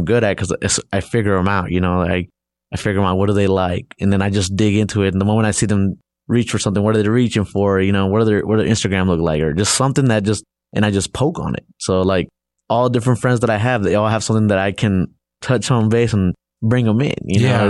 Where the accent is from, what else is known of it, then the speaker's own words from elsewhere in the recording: Los Angeles, California, United States; So, you know, growing up, I grew up in a rough neighborhood